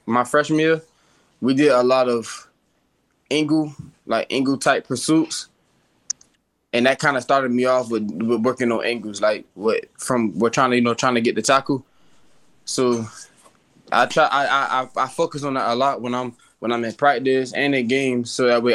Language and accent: English; Savannah, Georgia, United States; I'm from Savannah. You know, I'm from the west side of Savannah, you know. I went to middle school at West Chatham. My little league team was called Village, is where I started